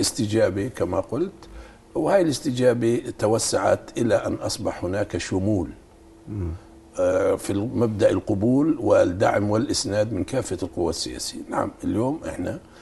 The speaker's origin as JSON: {"language": "Arabic", "country": "Palestine", "said": "إحنا يعني كفلسطينيين نعتز"}